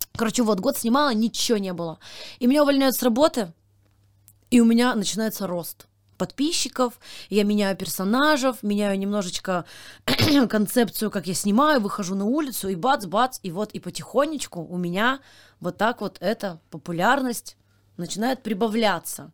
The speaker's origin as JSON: {"language": "Russian", "area": "Kasli", "region": "Chelyabinsk Oblast", "country": "Russia", "moved": "yes", "said": "я из Кослей, из маленькой деревни в Челябинской области"}